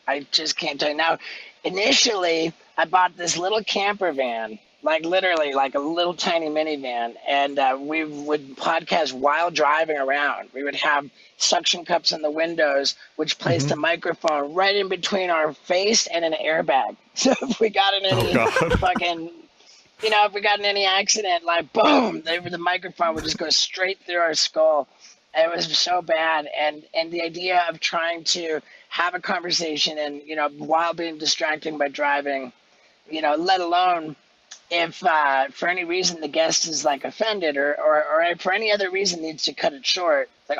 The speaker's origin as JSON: {"language": "English", "region": "England", "country": "United Kingdom", "tie": "born there", "said": "I was born in England, so I'm British. I have a British passport."}